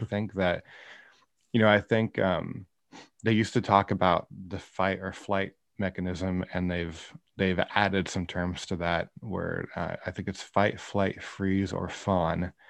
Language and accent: English; Iowa, United States; moved away as an adult; also born or lived in Kansas City; now in Northern California, United States; I grew up in Iowa. Um, I was there till I graduated high school